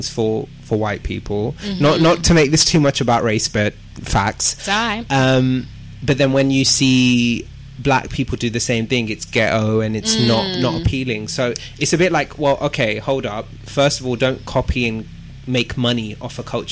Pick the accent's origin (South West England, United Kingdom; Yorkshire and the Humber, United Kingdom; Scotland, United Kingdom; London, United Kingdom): London, United Kingdom; I'm proud to be from Southwest. I've actually always lived in Southwest.